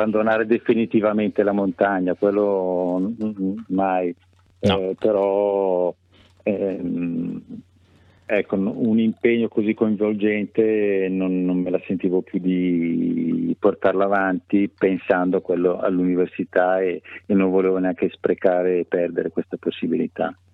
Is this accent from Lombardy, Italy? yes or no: yes; Milan, Lombardy, Italy; moved away as an adult; now in Varese, Italy; sono, sono, milanese, sono nato a Milano, cresciuto a Milano